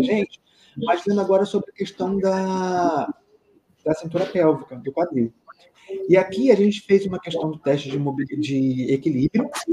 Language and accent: Portuguese; Rio de Janeiro, Brazil; eu sou aqui do Rio